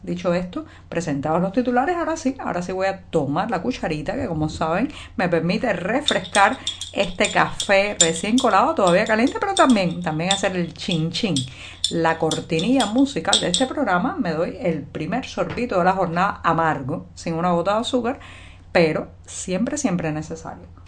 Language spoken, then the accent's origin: Spanish; Cuba; cubana, periodista, ciudadana